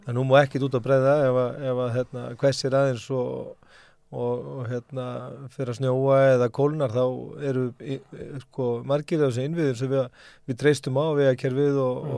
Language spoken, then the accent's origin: Icelandic; Bolungarvík, Westfjords, Iceland; Ég ólst upp í Bólungavík